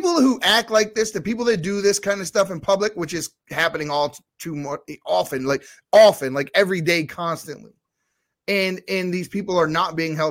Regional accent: Baltimore, Maryland, United States; I grew up in Baltimore City

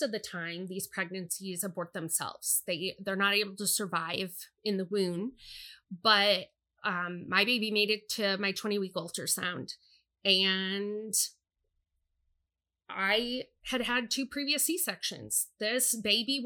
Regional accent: United States; I'm a middle-aged American woman. I've spent my entire youth and adulthood living in a country

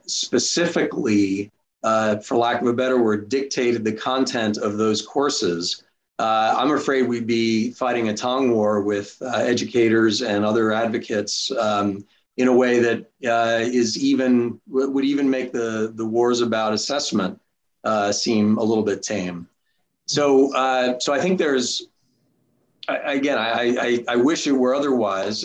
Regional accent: New York, United States; I grew up in New York. Went to high school at a public high school in New York

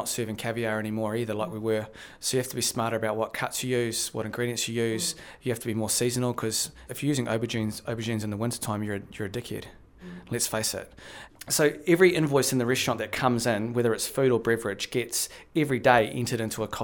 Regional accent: New Zealand; also born or lived in Las Vegas, United States / London; we in New Zealand

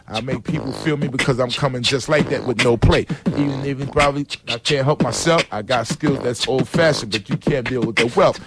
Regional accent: New York City, New York, United States; also born or lived in Harlem; when I was a kid growing up in the Bronx

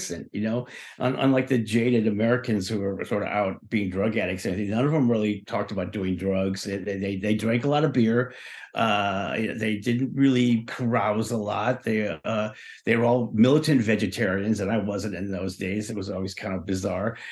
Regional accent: Ireland; I'm Irish. I'm Irish

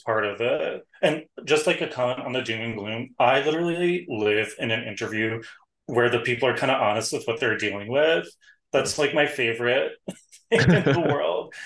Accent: New York City, New York, United States; I'm a New Yorker

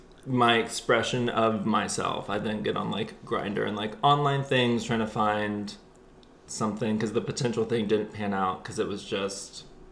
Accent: Houston, Texas, United States; So yeah, it was in Texas. So it's like, you know, the buckle of the Bible Belt.

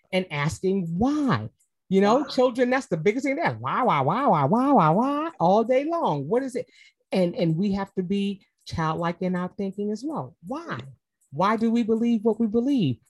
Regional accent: New York, United States; moved away as an adult; now in Atlanta, United States; I'm from New York, I moved to Atlanta

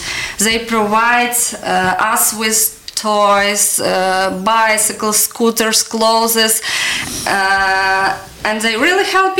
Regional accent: Lviv, Lviv Oblast, Ukraine; English is a second language; moved away as an adult; now in Ireland; I came from Lviv. Lviv located in the west of Ukraine. And Lviv is more bigger than Dublin city.

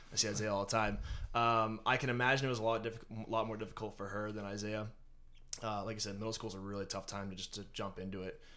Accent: North Andover, Massachusetts, United States; born and raised in North Andover

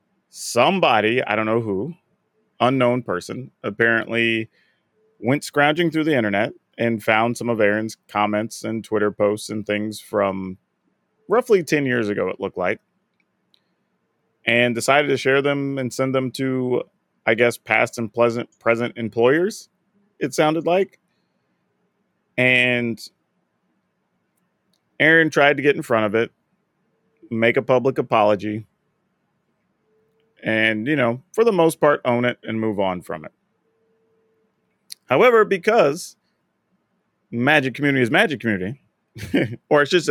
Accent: South Texas, United States; I'm from South Texas. I was around a bunch of Hispanic folks

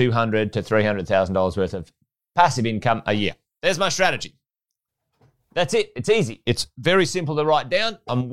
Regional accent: Charters Towers, Queensland, Australia; also born or lived in Pentland; I was born in Charters Towers in Far North Queensland. Grew up in Charters in Pentland

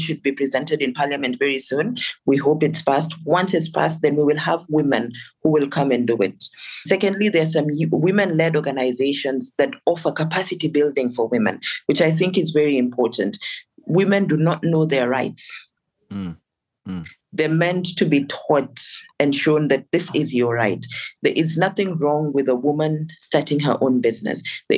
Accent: Lakes, South Sudan; I come from Lake State. It's actually called Lake State because we're surrounded by so many lakes.

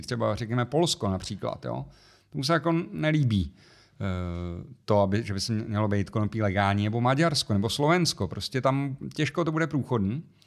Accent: Czechia; u nás v Čechách

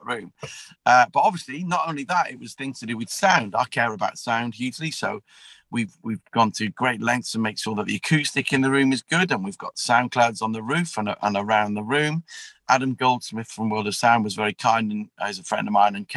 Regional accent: Wrexham, Wales, United Kingdom; moved away; I grew up in the Salvation Army in Wrexham

